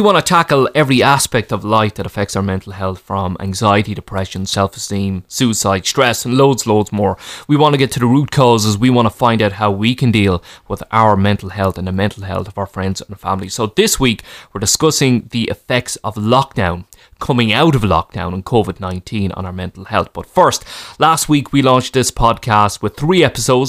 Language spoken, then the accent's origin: English; Ireland; as Irish people